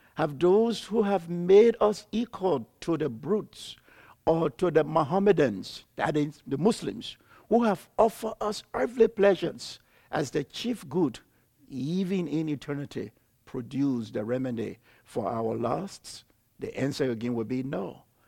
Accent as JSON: {"language": "English", "country": "Liberia", "also_born_or_lived": "Ivory Coast", "moved": "as an adult", "said": "I'm from Liberia."}